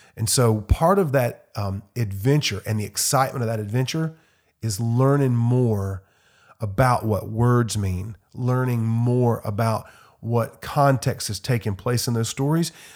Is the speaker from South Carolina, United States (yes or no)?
yes; Simpsonville, South Carolina, United States; At my church growing up in Simpsonville, South Carolina